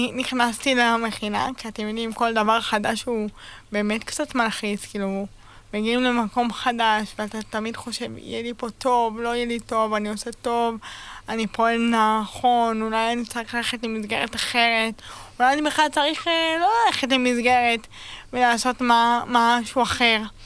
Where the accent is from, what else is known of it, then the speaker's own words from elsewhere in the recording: Beit Shemesh, Jerusalem District, Israel; now in Sderot, Israel; במקור מבית שמש, והיום אני גרה בשדרות